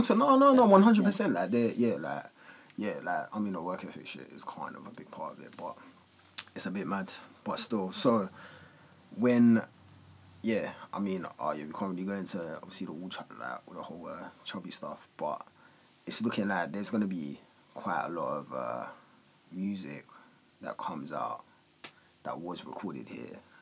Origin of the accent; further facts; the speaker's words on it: London, United Kingdom; all of us when we were like just growing up in Walthamstow